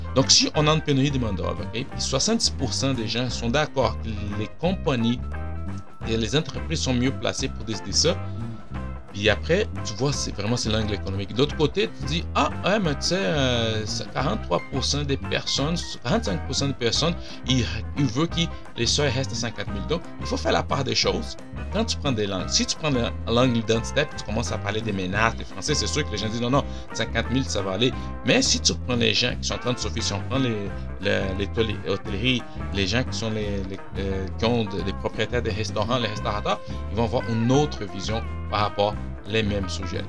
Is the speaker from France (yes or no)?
no; Brazil; French is a second language; now in Quebec, Canada; je viens du Brésil. Euh, et j'ai appris le français euh, au Brésil. J'arrive ici, puis je parlais déjà français